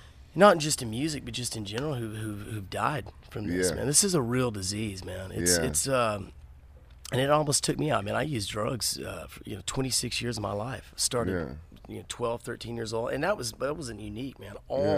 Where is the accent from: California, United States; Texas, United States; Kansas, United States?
Texas, United States; You know, I'm from Texas, so I love heavy, hard shit, you know.